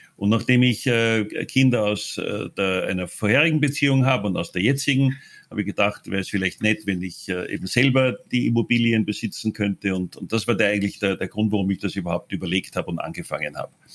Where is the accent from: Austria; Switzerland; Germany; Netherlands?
Austria; moved away as an adult; now in Thailand; ich als einziger gebürtiger Österreicher